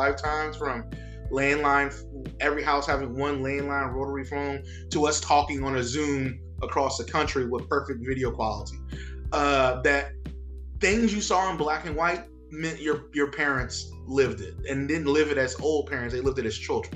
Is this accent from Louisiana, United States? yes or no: yes; Crowley, Louisiana, United States; moved away as an adult; now in New Orleans, United States; I was born in Crowley, Louisiana, which is a small rural town in Southwest Louisiana